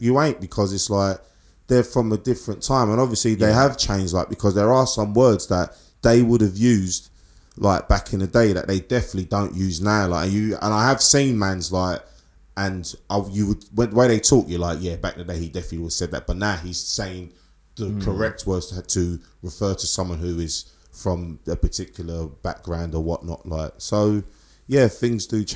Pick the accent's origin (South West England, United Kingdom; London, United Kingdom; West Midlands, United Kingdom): London, United Kingdom; we're from East